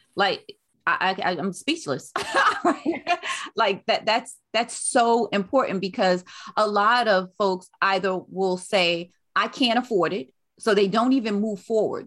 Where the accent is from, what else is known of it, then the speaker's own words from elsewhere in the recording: New York City, New York, United States; moved away; also born or lived in North Carolina; I was born and raised in Brooklyn, New York, but my mother, um, moved us back to North Carolina